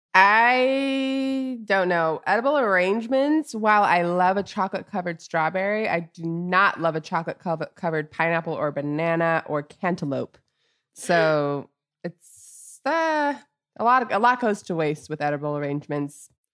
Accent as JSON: {"language": "English", "town": "Orlando", "region": "Florida", "country": "United States", "tie": "born or raised there", "also_born_or_lived": "Los Angeles", "moved": "as an adult", "said": "growing up in Orlando and then spending a lot of my adult life in L A."}